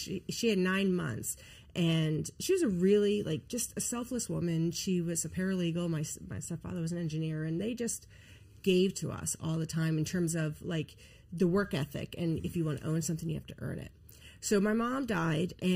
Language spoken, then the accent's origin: English; Pennsylvania, United States; I grew up in Pennsylvania